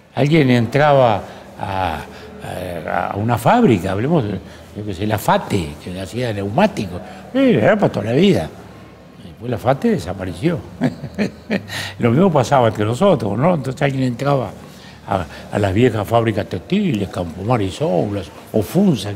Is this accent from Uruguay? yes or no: yes; Uruguay